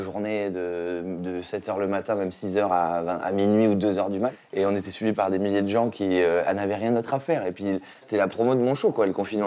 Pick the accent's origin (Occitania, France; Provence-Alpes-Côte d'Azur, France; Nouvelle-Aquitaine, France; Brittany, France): Nouvelle-Aquitaine, France; Saint-Émilion; now in Paris, France; Quand je suis arrivé de Saint-Émilion à Paris